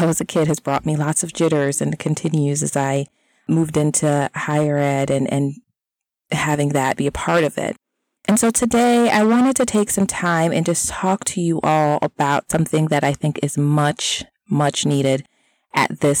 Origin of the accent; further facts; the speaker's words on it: Florida, United States; now in Mid-Atlantic, United States; I am originally from Florida